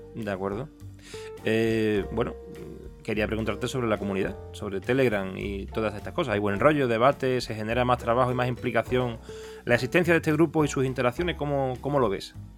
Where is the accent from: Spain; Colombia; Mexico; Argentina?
Spain; Seville, Andalusia; yo soy de Sevilla